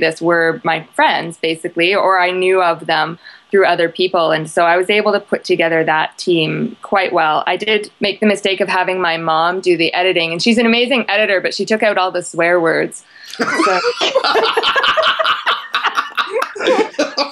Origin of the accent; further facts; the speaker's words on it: Canada; I'm Canadian